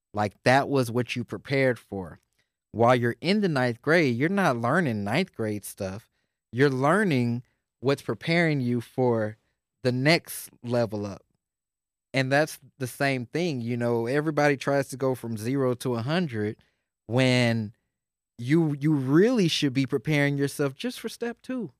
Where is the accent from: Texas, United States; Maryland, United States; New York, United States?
Texas, United States; Houston; I grew up in Houston